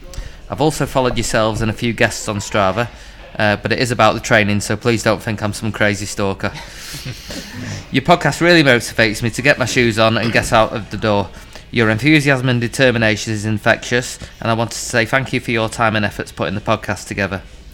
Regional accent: Ashton-under-Lyne, North West England, United Kingdom; now in Leeds, United Kingdom; I'm from Ashton-under-Lyne originally, and I moved to Leeds 8 years ago

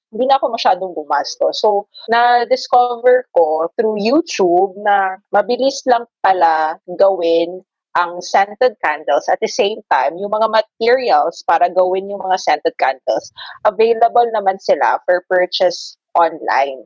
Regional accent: Davao City, Davao Region, Philippines; now in Makati City, Philippines; I'm a Davaoena, but I'm here in Makati City for my work

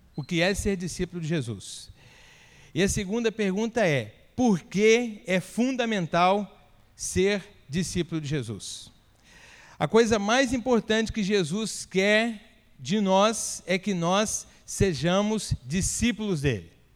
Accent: Ibitirama, Espírito Santo, Brazil; moved away as an adult; also born or lived in Campinas / Santa Bárbara d'Oeste; Eu sou capixaba de nascimento, nasci numa cidade muito importante lá do estado do Espírito Santo

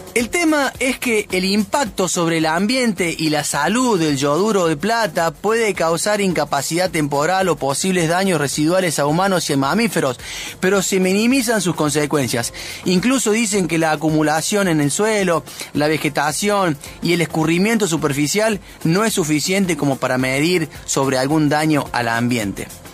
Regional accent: Sierras Chicas, Córdoba, Argentina; Como vecino nacido y criado en las Sierras Chicas

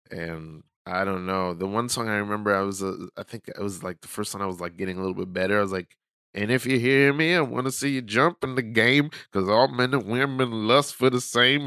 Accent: New York City, New York, United States; I grew up in in Brooklyn. I grew up in New York

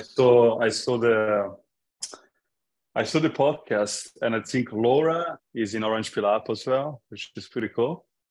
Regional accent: Florence, Tuscany, Italy; English is a second language; moved away as an adult; also born or lived in London; I grew up in Italy, in Florence, until I was 21 years old, which is uh, when uh, I moved to London at 21 and I stayed there until I was 28

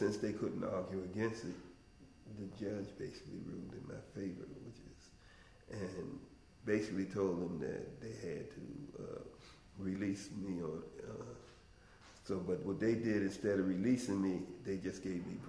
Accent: New York City, New York, United States; all of us came from out in Queens. Assata, Zaid, Lumumba, myself, we was all from out in Jamaica. Lumumba and I grew up together, went to school together.

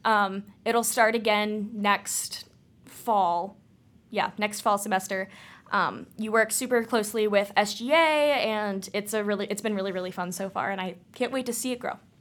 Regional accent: Cincinnati, Ohio, United States; I'm from the Cincinnati area

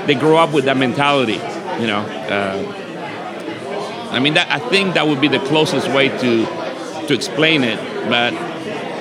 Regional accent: Uruguay; now in Hawaii, United States; I'm originally from Uruguay

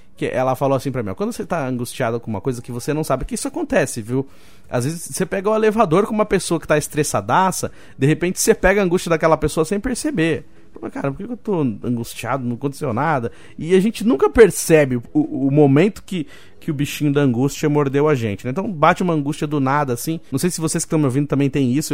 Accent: Roseira, São Paulo, Brazil; moved away; Eu fui criado em Roseira

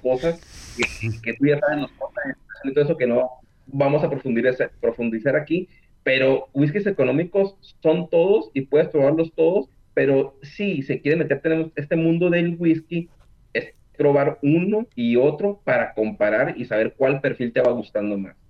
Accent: Mexico; moved away as an adult; now in Houston, United States; yo soy mexicano

